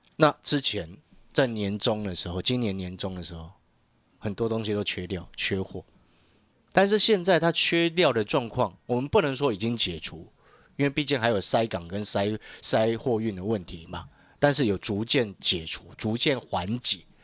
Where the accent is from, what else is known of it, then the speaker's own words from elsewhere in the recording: Taiwan; 因为我们是身在台湾